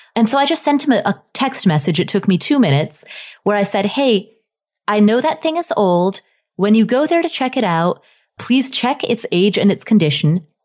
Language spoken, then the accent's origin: English; Ohio, United States; also born or lived in Nepal; when I was a child, I grew up in Ohio